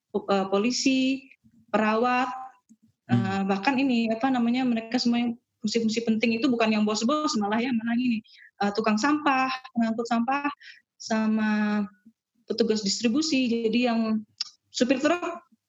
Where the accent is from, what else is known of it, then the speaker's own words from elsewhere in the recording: Balikpapan, East Kalimantan, Indonesia; moved away as an adult; also born or lived in Samarinda / Malang; now in Harderwijk, Netherlands; saya lahir di Samarinda dekat Balikpapan itu terus di Balikpapan sekolahnya terus uh, pas kuliah ke Malang.